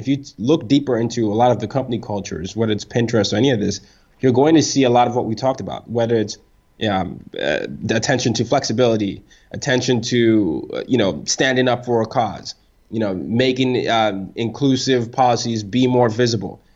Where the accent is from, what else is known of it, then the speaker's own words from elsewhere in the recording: Nigeria; I'm Nigerian.